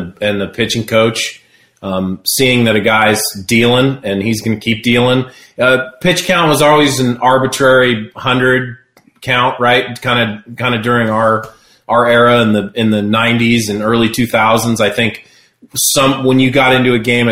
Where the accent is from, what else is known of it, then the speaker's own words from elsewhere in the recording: Seattle, Washington, United States; Seattle, I was a kid. You know, growing up there, I was a Mariners fan and a Braves fan